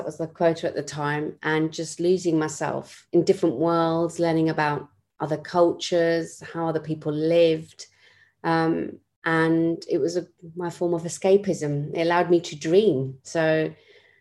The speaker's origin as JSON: {"language": "English", "region": "London", "country": "United Kingdom", "tie": "born or raised there", "said": "I was born in West London to a family of eight children."}